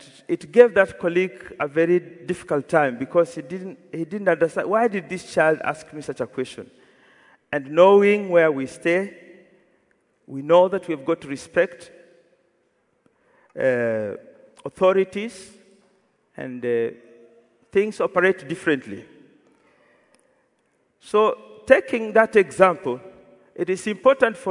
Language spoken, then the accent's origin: English; Kenya; moved away; I'm from Kenya.